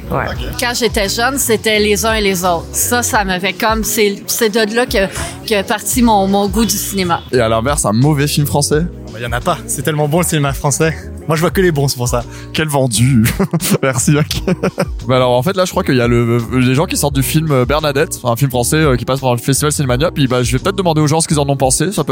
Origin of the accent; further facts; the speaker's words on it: France; je suis française